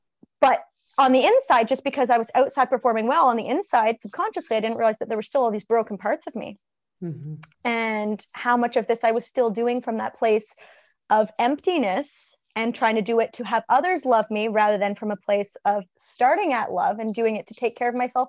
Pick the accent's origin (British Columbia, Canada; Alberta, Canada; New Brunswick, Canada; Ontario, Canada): Ontario, Canada; a small town in; also born or lived in Ottawa; I was born and raised in a small little town in Ontario